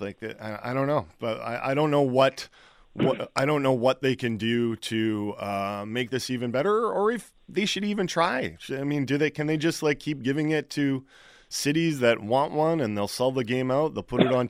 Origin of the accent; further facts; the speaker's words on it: North Battleford, Saskatchewan, Canada; I told my stories about, you know, growing up in North Battleford, Saskatchewan, and, you know, and playing outdoor hockey.